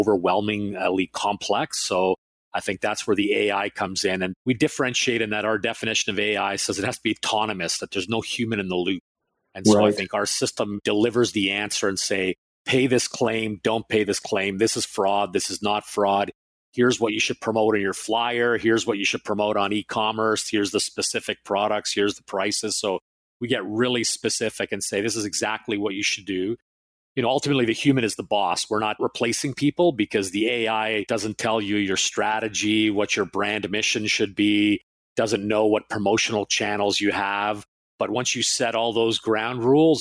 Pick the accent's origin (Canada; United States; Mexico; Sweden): Canada; also born or lived in Finland / Toronto; I was born in Finland and came to Canada when I was 5 years old